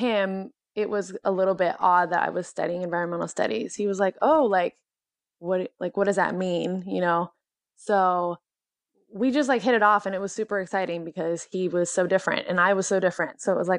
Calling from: Portland, Oregon, United States; Yes, I am 26 years old and I'm calling from Portland, Oregon.

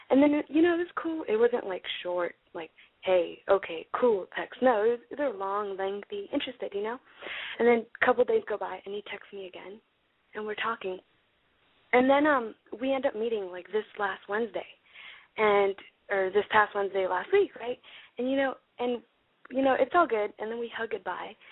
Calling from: Stockton, California, United States; So I'm 16 and I'm calling from Stockton, California.

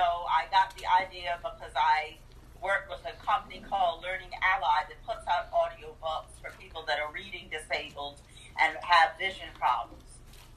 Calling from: Columbia, South Carolina, United States; I'm coming from Columbia, South Carolina, so it's hot.

